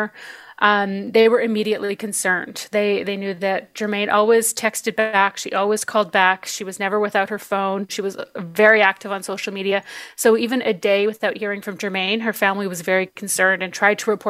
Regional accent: Canada; I'm Cree from Canada, and I grew up in my community.

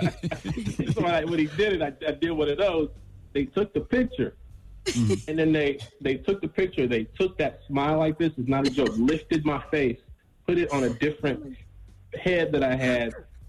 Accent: Chicago, Illinois, United States; I'm from the South Side of Chicago, but I moved to the Burbs when I was 15. So I got a little bit of both.

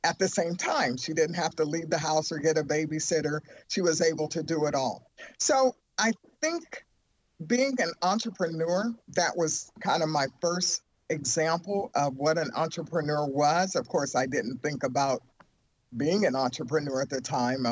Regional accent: Youngstown, Ohio, United States; I grew up in Youngstown, Ohio.

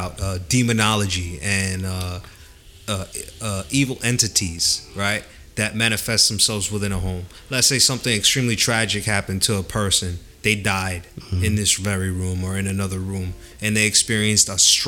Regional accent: United States; I was raised in the United States

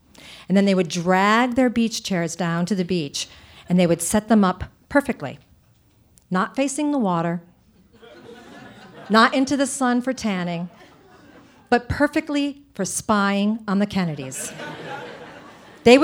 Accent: Providence, Rhode Island, United States; I grew up in Providence, Rhode Island

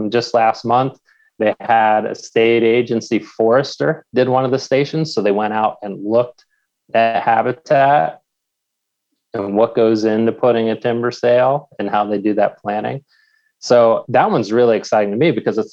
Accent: Pennsylvania, United States; my home state of Pennsylvania

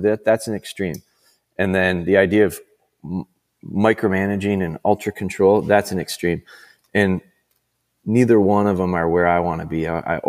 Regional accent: Green Bay, Wisconsin, United States; also born or lived in Rhinelander; I'm from Rhinelander, which is, you know, north, I would call it northern Wisconsin, north central, but I never heard anybody call it a grouse until I came down to Green Bay. And I moved to Green Bay when I was in like fifth grade.

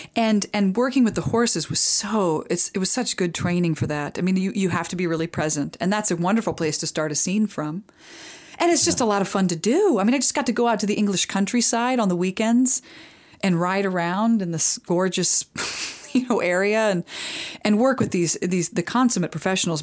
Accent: Midwest, United States; when I was growing up in the Midwest

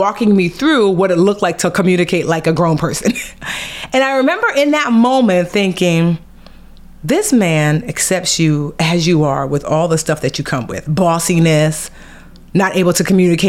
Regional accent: Nigeria; as a Nigerian girl with her master's and her bachelor's

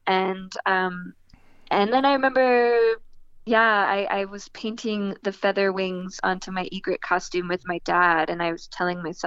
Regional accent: New Jersey, United States; I was born and raised in New Jersey.

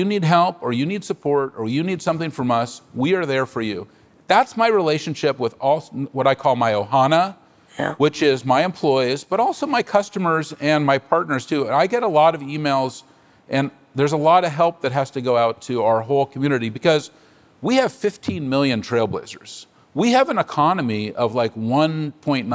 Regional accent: San Francisco, California, United States; I'm a native San Franciscan. I was born on Divisadero Street.

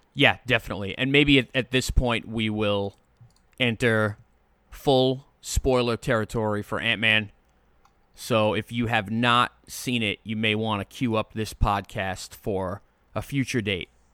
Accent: Long Island, New York, United States; I'm from Long Island

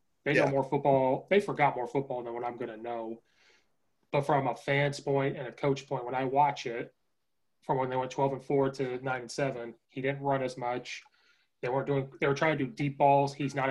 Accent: Central Illinois, United States; moved away as an adult; now in Chicago, United States; I grew up in Central Illinois. So I didn't grow up in Chicago. I've only lived up here in the past 2 years.

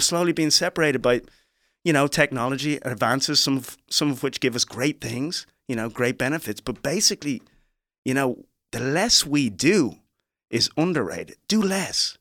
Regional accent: Dublin, Leinster, Ireland; accent: Irish; moved away as an adult; also born or lived in Liberia; now in United States; I'm from Dublin, Ireland

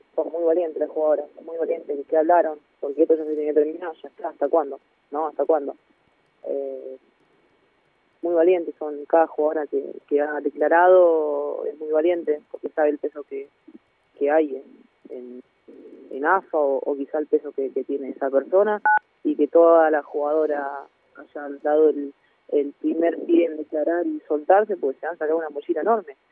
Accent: Argentina; now in Granada, Spain; soy Argentina

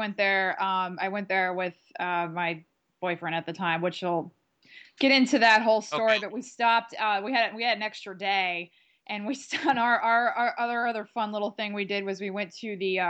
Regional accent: Columbia, Maryland, United States; Hi, everyone. … I am from Columbia, Maryland

